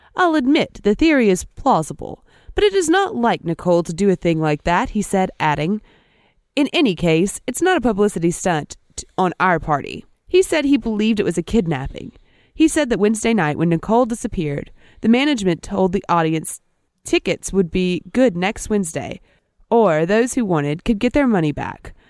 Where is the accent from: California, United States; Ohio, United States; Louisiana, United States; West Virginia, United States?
Louisiana, United States; Natchitoches; That's my hometown